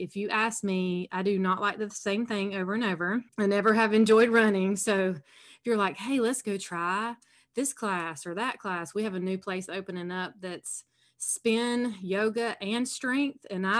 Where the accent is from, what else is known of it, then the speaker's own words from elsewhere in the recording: South Carolina, United States; accent: Southern; I'm from South Carolina. I'm sure your listeners will be able to tell there's a little Southern accent there.